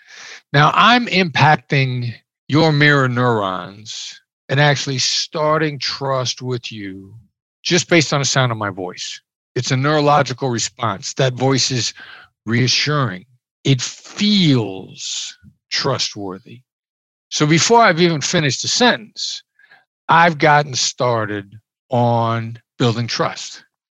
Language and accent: English; Iowa, United States; I grew up in Iowa. I'm a small town Iowa boy. I know the accent doesn't sound like it, but I grew up in small Midwestern town.